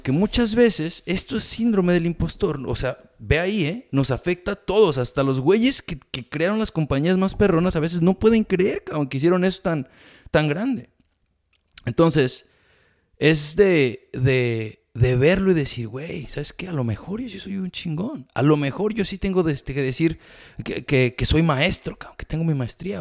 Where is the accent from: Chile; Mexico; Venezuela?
Mexico; now in United States; toda mi vida de experiencia siendo latino, inmigrante, mexicano